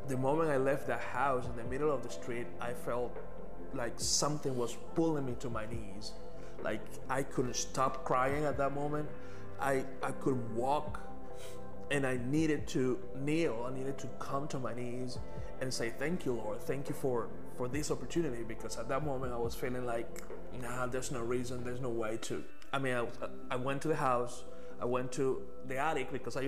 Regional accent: Venezuela; moved away as an adult; now in Texas, United States; I'm from Venezuela. I've been here in Texas for 5 years, since 2017.

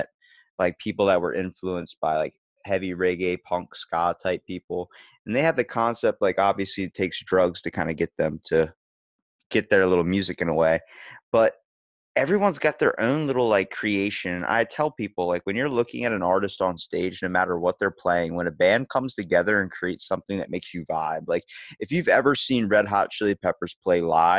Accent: Ocean City, Maryland, United States; I'm from Ocean City, Maryland. So I'm East Coast.

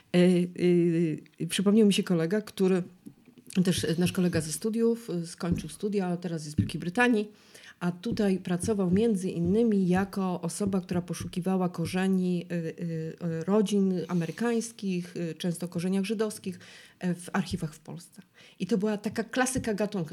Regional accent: Silesian Voivodeship, Poland; ja jestem ślązaczką

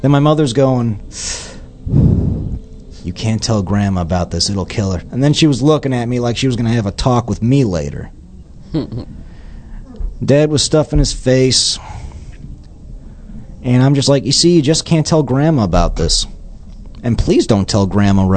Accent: Chicago, Illinois, United States; moved away; I was born in Chicago, and there's a lot that I miss about Chicago

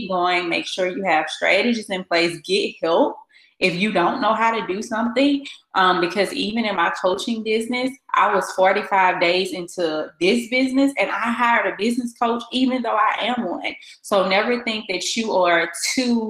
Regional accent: Baton Rouge, Louisiana, United States; moved away as an adult; now in Dallas, United States; I am originally from Baton Rouge, Louisiana, and I have been in Dallas for almost 2 years now

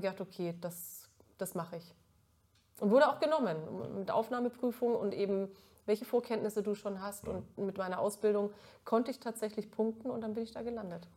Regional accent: Middle Franconia, Bavaria, Germany; accent: Franconian; moved away as an adult; also born or lived in Mittweida; now in Cologne, Germany; ich komme aus Mittelfranken.

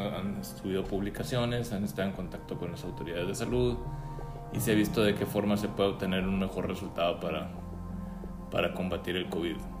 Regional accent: Mexico; aquí como mexicanos

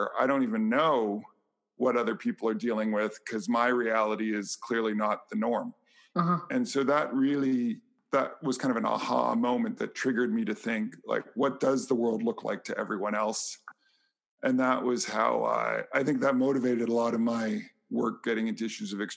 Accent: Vancouver, British Columbia, Canada; I grew up in Vancouver, Canada, on the West Coast, British Columbia

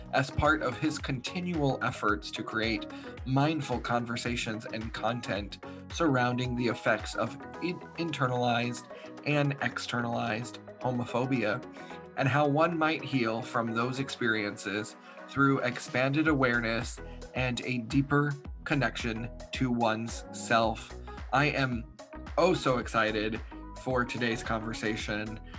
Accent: Texas, United States; me growing up in Texas

